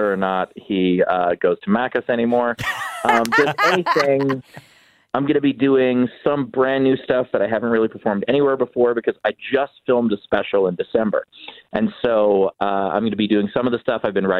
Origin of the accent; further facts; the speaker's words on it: New York City, New York, United States; I'm from New York City. I'm from the most populated city in America.